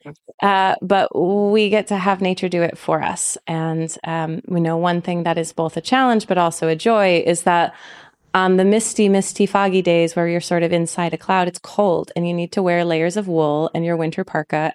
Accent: East Coast, United States; moved away; I grew up on the East Coast

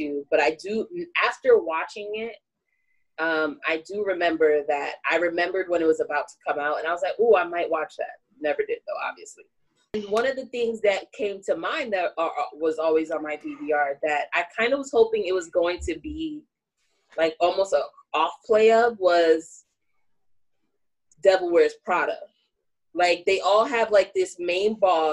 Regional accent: New York, United States; I'm from New York.

